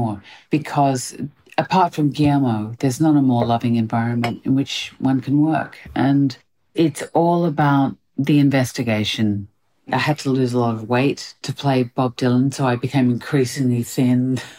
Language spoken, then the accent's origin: English; Australia; now in United Kingdom; I'm Australian